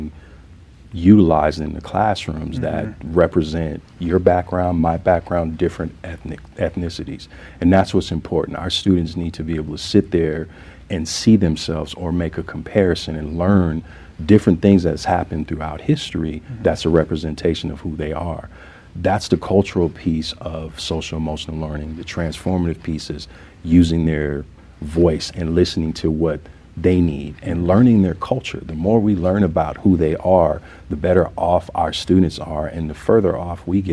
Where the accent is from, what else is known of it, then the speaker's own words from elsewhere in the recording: the South, United States; now in Denver, United States; I'm from the South, and I grew up knowing that it takes a village to raise a child